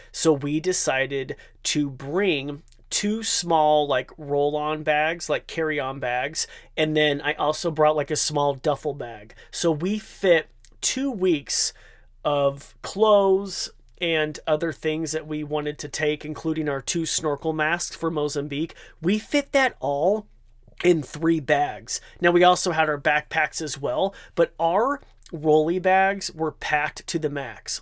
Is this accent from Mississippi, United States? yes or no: no; Idaho, United States; I'm from Idaho, so it's like that Idahoan potato in me